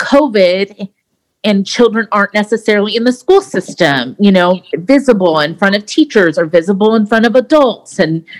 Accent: South Dakota, United States; born there; also born or lived in Portugal / Virginia / Okinawa; And so I was born in South Dakota. We lived in Portugal. And my sister was born there. We lived in Virginia. And then we spent about 6 years in Okinawa.

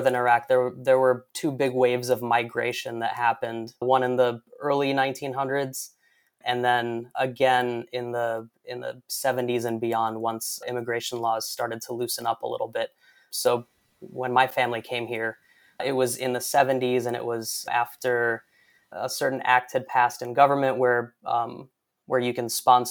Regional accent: Detroit, Michigan, United States; I was born in 81, born and raised in Detroit.

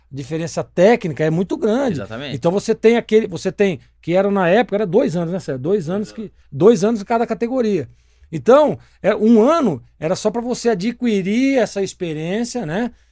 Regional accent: Americana, São Paulo, Brazil; born or raised there; now in Campinas, Brazil

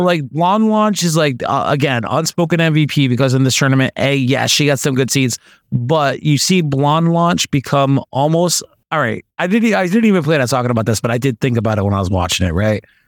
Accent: United States; I'm American

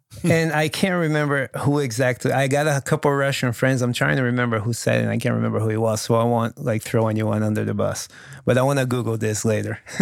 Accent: Brazil; first language Portuguese; English is a second language; also born or lived in Los Angeles, United States; now in United States; I talk to my buddies in Brazil

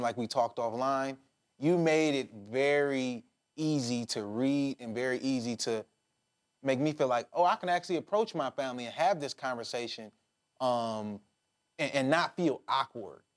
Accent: Detroit, Michigan, United States; I'm from Detroit

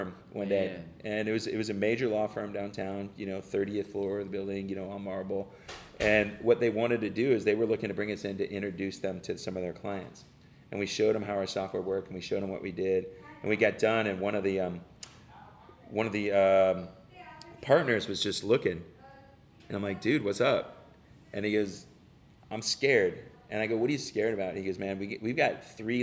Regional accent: Detroit, Michigan, United States; I grew up in Detroit, so I'm a born, you know, rock and roll guy

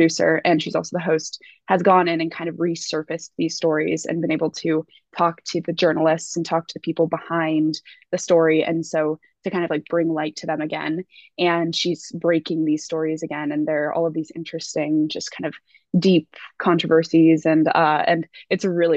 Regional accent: Colorado, United States; moved away as an adult; also born or lived in Washington, D.C. / Outer Banks, North Carolina / Virginia / Oxford; I'm from Colorado originally

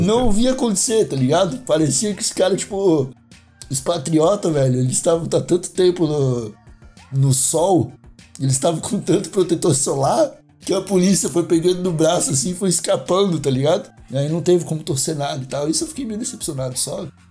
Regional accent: Brazil; eu sou brasileiro

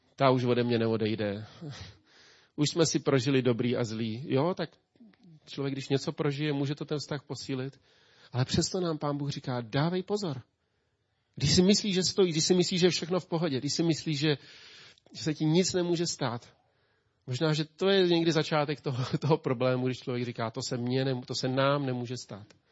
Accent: Czechia; also born or lived in Ústí nad Labem; jako Čech

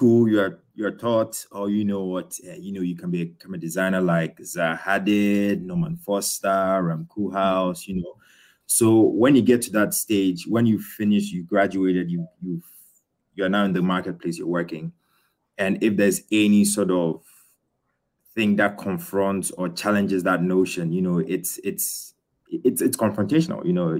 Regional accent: Ghana; moved away as an adult; also born or lived in United Kingdom / Australia; now in Berlin, Germany; I was born in the UK. I grew up in Ghana, so a Ghanaian. And then when I was for university, I went to Australia to study architecture.

